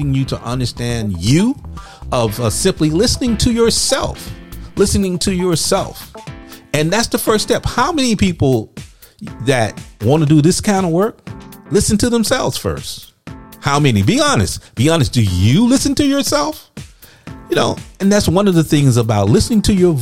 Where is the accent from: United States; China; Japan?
United States; Louisiana; I'm from Louisiana